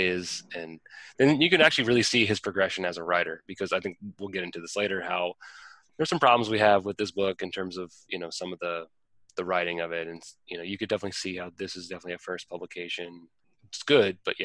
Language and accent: English; Northern Virginia, United States; also born or lived in Washington, D.C.; I grew up in Northern Virginia. I went to high school in DC, a couple blocks from the Capitol building.